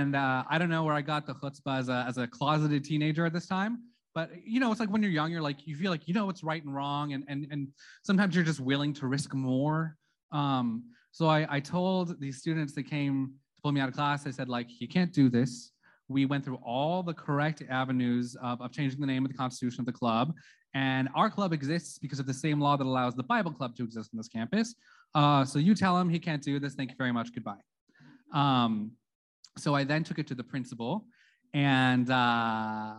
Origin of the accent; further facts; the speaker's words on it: Santa Clarita, California, United States; I'm from Santa Clarita, which is a historically, politically, and religiously conservative city